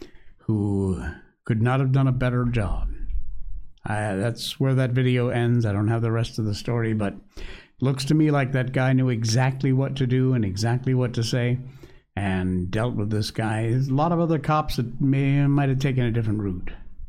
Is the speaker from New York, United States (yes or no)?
no; Cornwall, Connecticut, United States; Connecticut's my home state, grew up in Cornwall, Connecticut, there in the northwest corner.